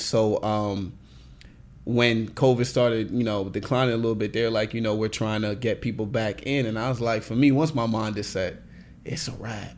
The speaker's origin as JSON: {"language": "English", "country": "Nigeria", "said": "I'm Nigerian"}